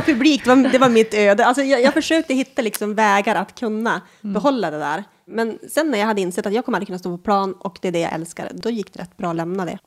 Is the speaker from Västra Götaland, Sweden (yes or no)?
no; Norsjö, Västerbotten County, Sweden; moved away as an adult; now in Umeå, Sweden; jag är född i Norsjö, vilket är typ ett eh, litet ställe i inlandet. Västerbotten, typiskt småby.